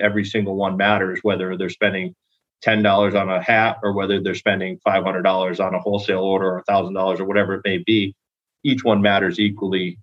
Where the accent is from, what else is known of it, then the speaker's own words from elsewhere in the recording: Connecticut, United States; moved away as an adult; now in St. Petersburg, United States; I was actually born and raised in Connecticut